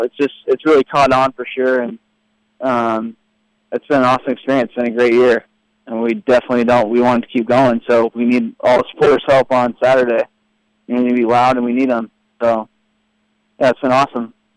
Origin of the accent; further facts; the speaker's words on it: California, United States; moved away as an adult; also born or lived in Florida; now in Louisville, United States; I'm from California